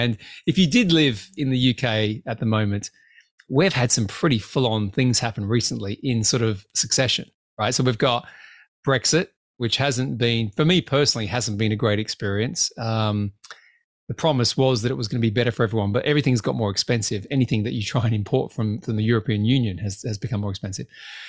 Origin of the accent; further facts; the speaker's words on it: Australia; now in United Kingdom; Well, yeah, I'm Australian. You forget this. I live here.